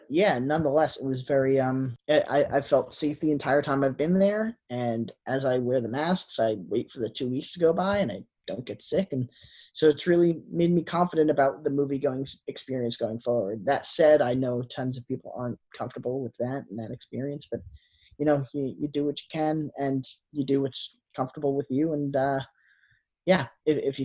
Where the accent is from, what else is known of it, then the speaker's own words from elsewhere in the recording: United States; now in New Jersey, United States; there was a drive-in theater in Warwick, New York that I had grown up with. It was like 20 minutes from my hometown